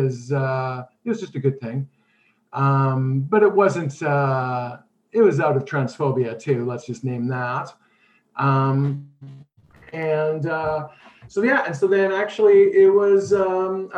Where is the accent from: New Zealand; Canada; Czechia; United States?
Canada; Winnipeg, Manitoba; I grew up in Winnipeg